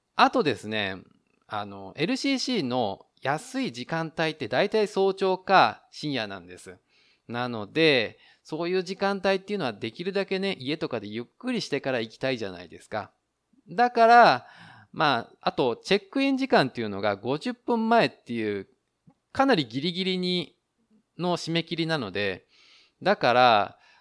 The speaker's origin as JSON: {"language": "Japanese", "country": "Japan", "moved": "yes", "lives_now": "Taiwan", "said": "日本の僕台湾人パートナーを持つ日本人"}